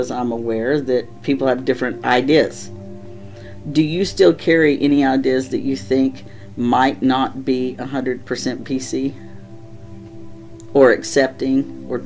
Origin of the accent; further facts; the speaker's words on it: Texas, United States; now in Midwest, United States; I grew up in the South, in Texas